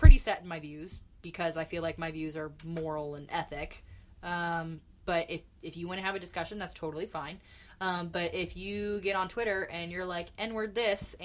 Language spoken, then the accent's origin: English; Indianapolis, Indiana, United States; also born or lived in New Palestine, Indiana; I liked growing up in Indianapolis because of the diversity